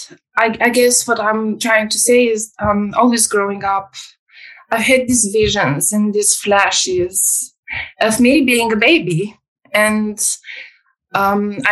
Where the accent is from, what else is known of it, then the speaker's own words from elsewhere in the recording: Romania; moved away; I come from Romania. I was born in 1986, which is communist Romania